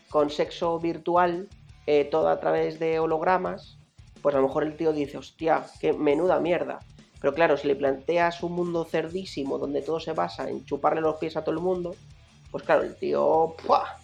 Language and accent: Spanish; Madrid, Community of Madrid, Spain; como buenos madrileños